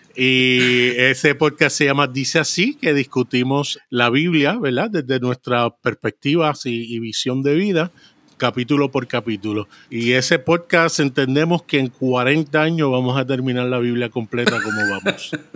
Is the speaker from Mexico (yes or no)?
no; Puerto Rico; also born or lived in Brooklyn, New York, United States / San Juan, Puerto Rico; nací en San Juan, Puerto Rico. A los tres años me fui para Brooklyn, New York.